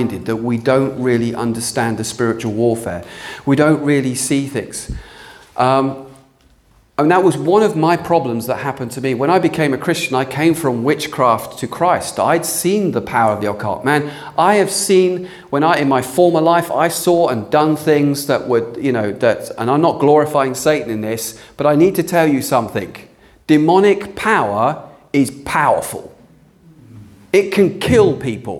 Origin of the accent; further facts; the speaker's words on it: United Kingdom; we're British